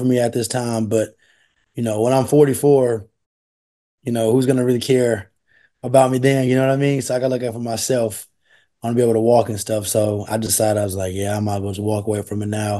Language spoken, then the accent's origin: English; Converse, Texas, United States; also born or lived in Schertz, Texas; I'm from Converse area. I was at the powerhouse, Dim and Steel. I moved to go to Shirts Clemens for high school